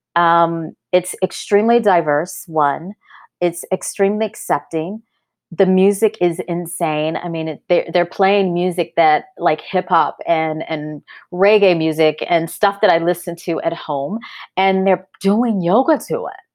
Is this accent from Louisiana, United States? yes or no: yes; North Louisiana, United States; growing up in Louisiana, exposed, uh, 'cause I grew up in a college town